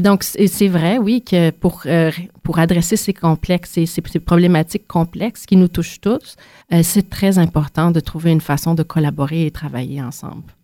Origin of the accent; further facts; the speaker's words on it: Quebec, Canada; moved away as an adult; also born or lived in Montreal; now in Ottawa, Canada; Né de Montréal, j'ai grandi autant dans les grands centres urbains que les régions rurales du Québec